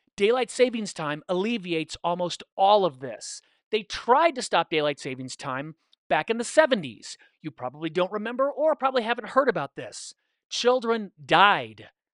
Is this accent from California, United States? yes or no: yes; California, United States; I'm from the West, I'm from California